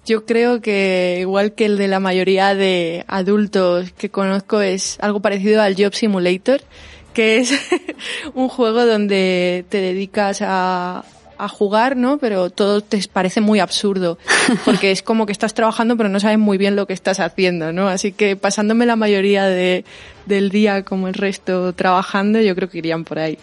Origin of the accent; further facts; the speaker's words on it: Huelva, Andalusia, Spain; yo soy de Huelva